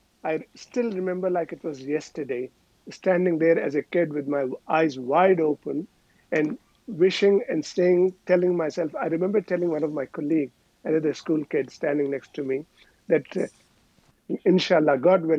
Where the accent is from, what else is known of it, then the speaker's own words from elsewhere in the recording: Hyderabad, Telangana, India; moved away as an adult; also born or lived in Pakistan; I grew up in India.